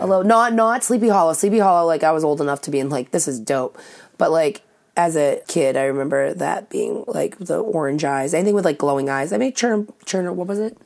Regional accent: Saugus, Massachusetts, United States; I'm from Saugus

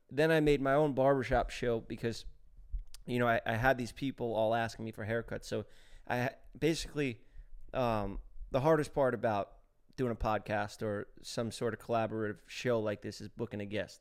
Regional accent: New York City, New York, United States; moved away as an adult; I grew up in New York City

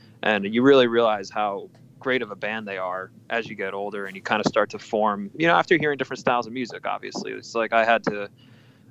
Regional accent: New Jersey, United States; I'm from New Jersey

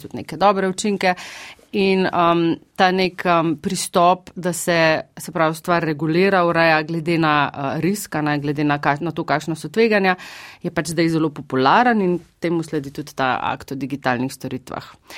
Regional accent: Slovenia; mi, ki smo iz Slovenija

